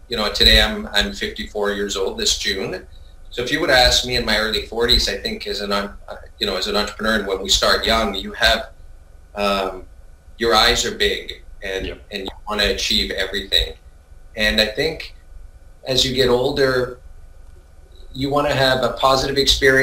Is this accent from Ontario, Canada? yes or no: no; Vancouver, British Columbia, Canada; also born or lived in Montreal, Quebec, Canada; I think I was born in Montreal, Quebec. My parents are originally from Italy, immigrated to Quebec, Montreal, Canada, and ended up in Vancouver when I was about 6 years old, 7 years old